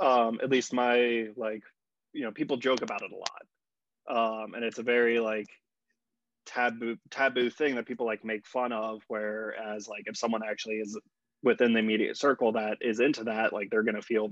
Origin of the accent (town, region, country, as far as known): Virginia Beach, Virginia, United States; born or raised there